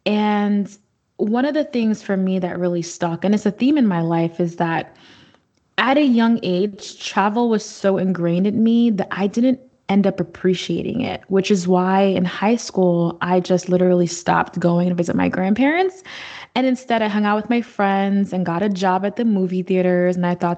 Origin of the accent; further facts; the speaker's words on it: Haiti; I mean, I lived like a local pretty much 4 months out of the year growing up in Haiti.